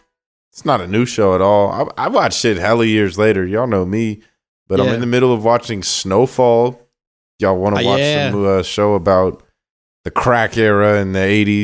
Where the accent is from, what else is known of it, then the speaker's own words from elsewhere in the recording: California, United States; I'm from California